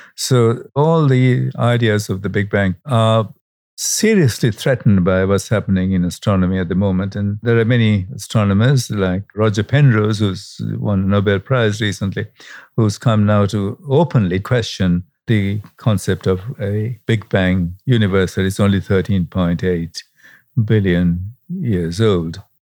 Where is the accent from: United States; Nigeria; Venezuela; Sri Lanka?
Sri Lanka; Colombo, Western Province; I was born in Sri Lanka and not far from Delhi, where you are, where the night sky at the time that I was growing up in the suburb of Colombo was really absolutely pristine